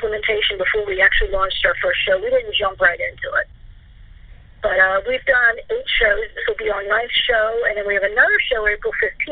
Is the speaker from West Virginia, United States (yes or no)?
yes; West Virginia, United States; moved away; where I grew up in West Virginia